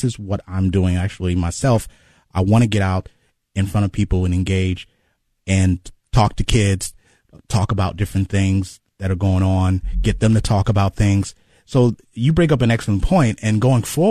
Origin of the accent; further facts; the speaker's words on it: Cleveland, Ohio, United States; also born or lived in Chicago; I grew up in Glenville my whole life.